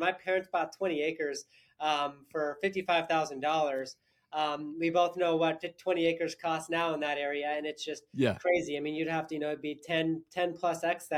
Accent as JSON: {"language": "English", "town": "Sandpoint", "region": "Idaho", "country": "United States", "tie": "born or raised there", "also_born_or_lived": "California", "said": "I grew up in actually Sandpoint, Idaho, so not too far from here"}